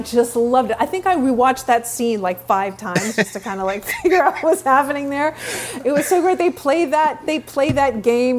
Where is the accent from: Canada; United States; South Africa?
Canada; Vancouver, British Columbia; moved away; I'm born and raised in Vancouver, Canada